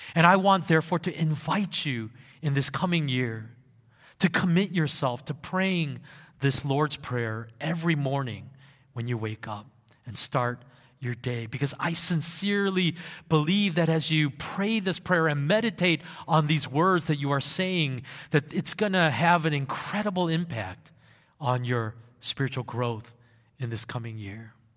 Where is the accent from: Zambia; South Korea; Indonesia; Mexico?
South Korea; moved away; in those younger years of my life, I grew up in Korea